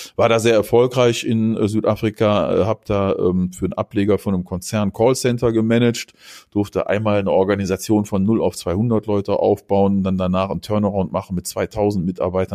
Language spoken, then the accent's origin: German; North Rhine-Westphalia, Germany; mein Vater, der kommt aus der Ecke hier, wo ich aufgewachsen bin, da im Rheinland, äh, in der Nähe der holländischen Grenze